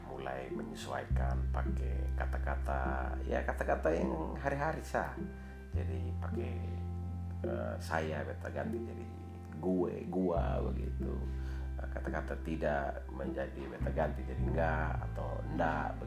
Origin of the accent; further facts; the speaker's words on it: East Nusa Tenggara, Indonesia; accent: Kupang; Jadi saya pakai dengan dialek Kupang.